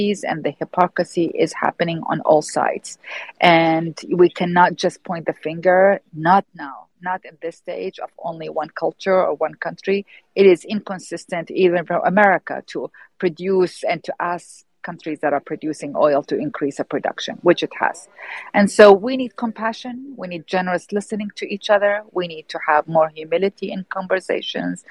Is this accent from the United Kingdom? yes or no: no; Iraq; I'm born and raised in Iraq